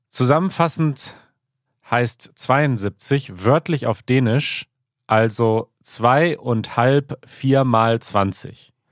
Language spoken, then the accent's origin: German; southern Sweden, Sweden; German is a second language; Als Schwede, der in der südlichen Region Schwedens aufgewachsen ist, mit Nähe zu unserem westlichen Nachbarn, habe ich bereits als Kind über dieses faszinierende System gehört.